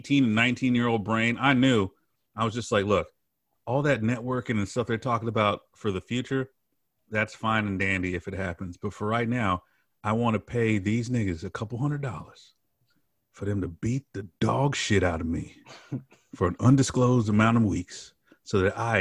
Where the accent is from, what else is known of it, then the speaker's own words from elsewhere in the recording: Memphis, Tennessee, United States; I'm from Memphis